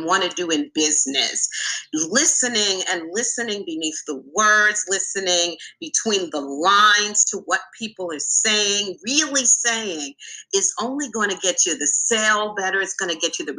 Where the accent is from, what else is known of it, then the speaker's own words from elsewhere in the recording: New York City, New York, United States; I'm from the Bronx, New York